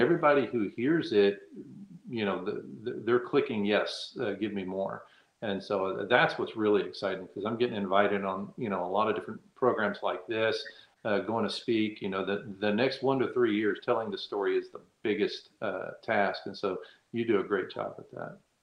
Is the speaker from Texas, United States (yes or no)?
yes; Texas, United States; now in Virginia, United States; I'm from Texas. I live in Virginia